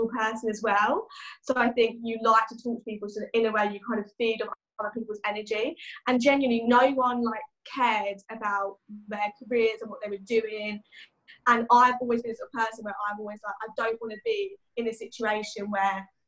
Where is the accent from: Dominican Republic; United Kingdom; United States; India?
United Kingdom; Chelmsford, East of England; in Essex, in Chelmsford kind of area. Where I live is very like countryside based, so yeah, it's quite a nice place to kind of grow up